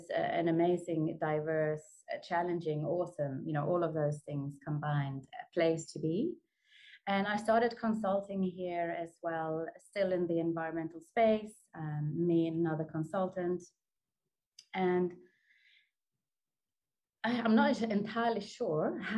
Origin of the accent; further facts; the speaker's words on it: Sweden; moved away as an adult; also born or lived in New Zealand; now in South Africa; I'm born and bred in Sweden